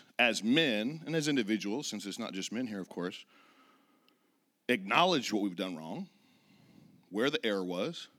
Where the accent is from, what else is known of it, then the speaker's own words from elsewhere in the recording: Redding, California, United States; also born or lived in Laguna Beach, California; I was born and raised in Northern California, a little town called Redding